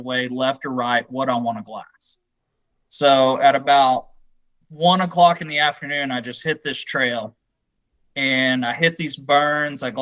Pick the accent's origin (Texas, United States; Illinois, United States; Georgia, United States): Texas, United States; I'm from Texas